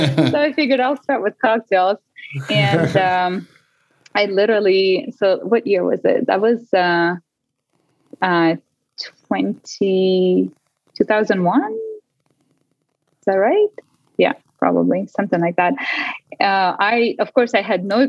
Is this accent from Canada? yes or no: no; Russia; English is a second language; moved away as an adult; now in Las Vegas, United States; I was born and raised in Russia. Actually, came to Las Vegas 21 years ago, and been here ever since.